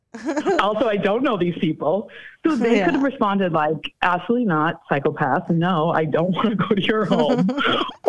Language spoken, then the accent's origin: English; Boston, Massachusetts, United States; I'm from Boston.